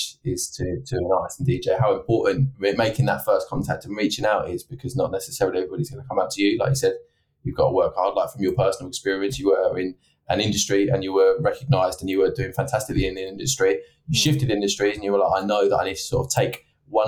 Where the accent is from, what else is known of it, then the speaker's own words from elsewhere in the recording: Essex, East of England, United Kingdom; now in Manchester, United Kingdom; I'm from Essex originally